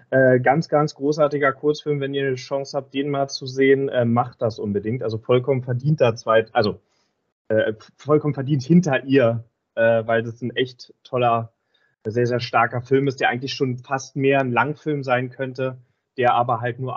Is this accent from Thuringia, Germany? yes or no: no; Berlin, Germany; Das war so ein bisschen als Berliner äh, befremdlich